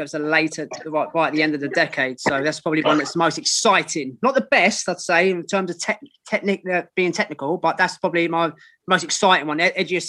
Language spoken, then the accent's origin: English; England, United Kingdom; being English myself